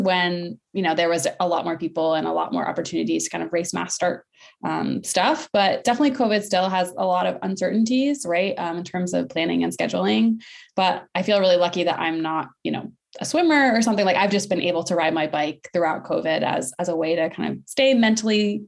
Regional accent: Maine, United States; I grew up in Maine

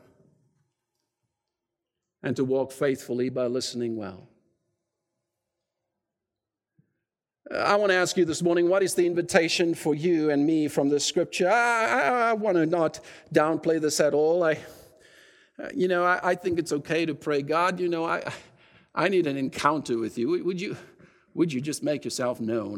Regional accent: South Africa; now in Canada; at times when it's convenient for me to say I'm South African, I will, and then when it's convenient, I'll say I'm Canadian, you know. But I'm more Canadian than I sometimes confess

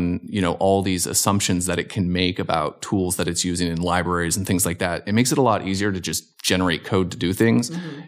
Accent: Hamilton, Ontario, Canada; also born or lived in Virginia Beach; now in Los Angeles, United States; I grew up in Canada. So I was from Southern Ontario, Hamilton, Ontario, affectionately known as the Hammer. And it's about an hour south of Toronto.

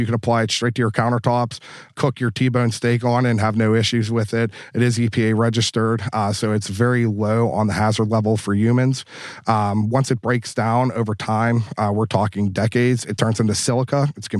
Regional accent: Pittsburgh, Pennsylvania, United States; I grew up dirt poor. I grew up on Pittsburgh's north side. I grew up with nothing.

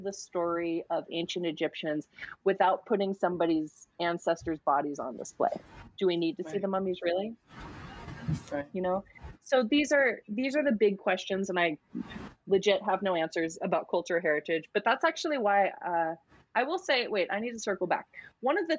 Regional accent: United States; I'm American.

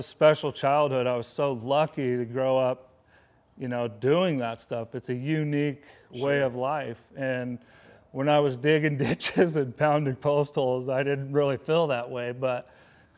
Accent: Wyoming, United States; moved away as an adult; now in Pittsburgh, United States; We had a 1,000-acre ranch growing up in Wyoming

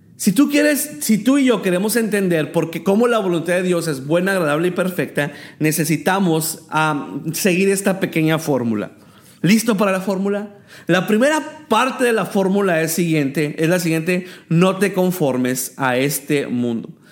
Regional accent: El Paso, Texas, United States; moved away as an adult; now in Tijuana, Mexico; soy originario del Paso, Texas, y tengo cinco años que estoy viviendo en Tijuana, Baja California

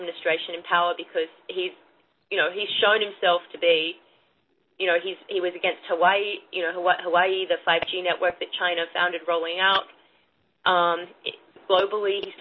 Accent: Australia; now in United States; I'm Australian, so I have a lot of family and colleagues in Australia

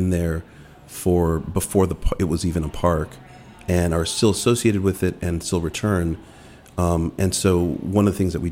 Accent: Langley Park, Maryland, United States; also born or lived in Washington, D.C.; The majority of my life, I grew up in Langley Park

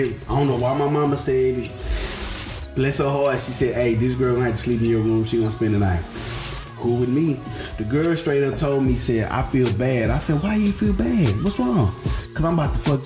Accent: Louisiana, United States; I'm from Louisiana. I'm a down south ass nigga.

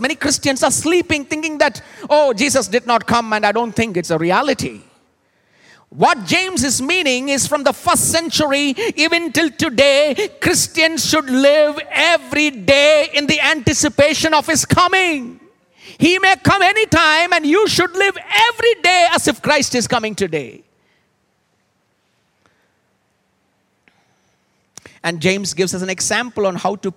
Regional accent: Kolkata, West Bengal, India; When I was growing up, I was in Calcutta

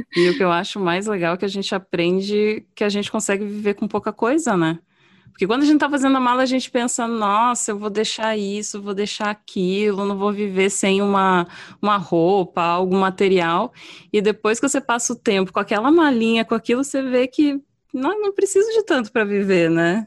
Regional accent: Brazil; moved away as an adult; now in United States; eu brasileira

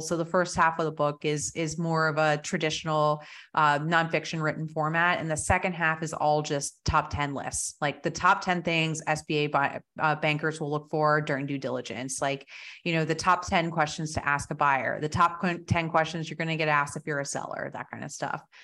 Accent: New Jersey, United States; also born or lived in Colorado; now in Texas, United States; I grew up in Jersey

